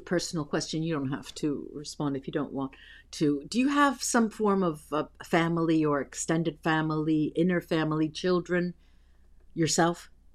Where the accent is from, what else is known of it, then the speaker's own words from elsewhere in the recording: East Coast, United States; also born or lived in New York / New Jersey; I grew up on the East Coast. Half of my life was, uh, spent between New York and New Jersey.